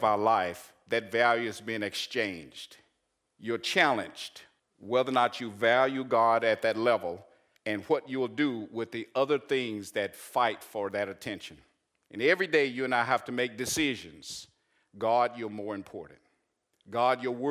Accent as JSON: {"language": "English", "region": "Arkansas", "country": "United States", "said": "I'm from Arkansas"}